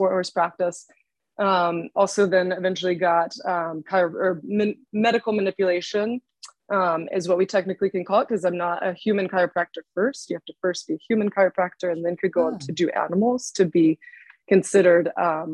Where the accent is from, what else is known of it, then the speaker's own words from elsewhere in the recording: Georgia, United States; moved away as an adult; now in Lexington, United States; I'm from Georgia